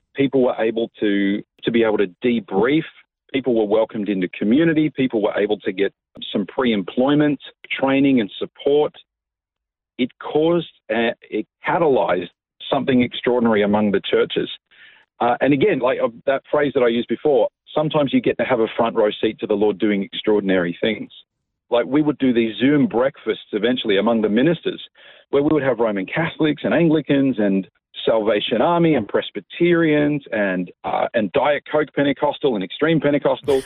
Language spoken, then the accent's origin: English; Coffs Harbour, New South Wales, Australia; moved away as an adult; also born or lived in Sydney; now in Melbourne, Australia; I was uh, born and raised in Coffs Harbour. Uh, I lived there till I was about 19 years